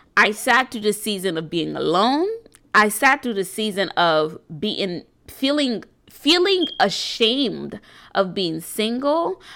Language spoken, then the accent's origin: English; New York City, New York, United States; am an entrepreneur from New York City